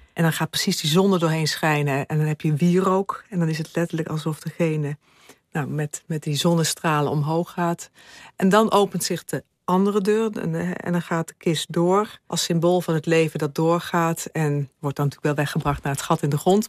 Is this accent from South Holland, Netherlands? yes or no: no; Limburg, Netherlands; ik kom uit Limburg